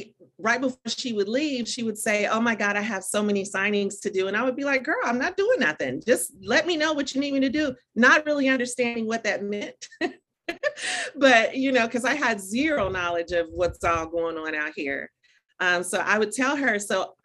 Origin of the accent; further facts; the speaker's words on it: Dayton, Ohio, United States; also born or lived in Atlanta, Georgia; now in Florida, United States; I was born and raised in Dayton, Ohio. So I'm really very much, you know, Midwest all the way